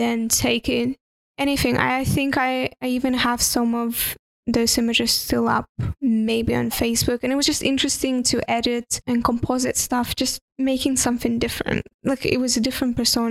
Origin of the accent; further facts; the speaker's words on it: Estonia; first language Russian; English is a second language; moved away as an adult; also born or lived in United Kingdom; I'm from Estonia